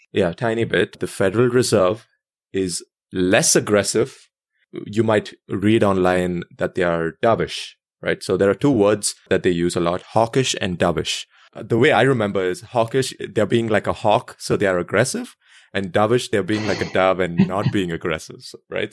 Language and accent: English; India; growing up in India